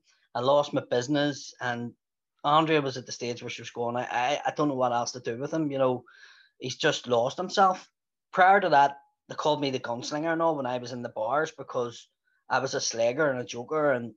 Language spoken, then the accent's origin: English; Belfast, Northern Ireland, United Kingdom; I'm a comedian from West Belfast